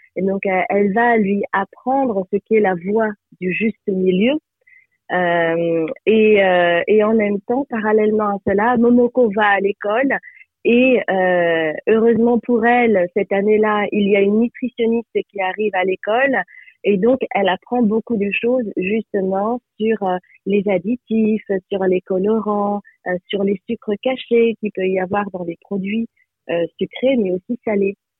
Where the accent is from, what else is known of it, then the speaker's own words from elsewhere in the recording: France; je suis née en France